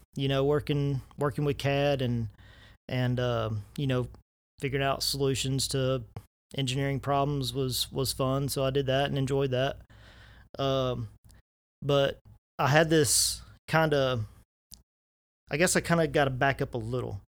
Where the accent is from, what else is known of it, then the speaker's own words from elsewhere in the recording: Lufkin, Texas, United States; moved away as an adult; also born or lived in Hudson, Texas; I grew up in Lufkin and went to school in Hudson.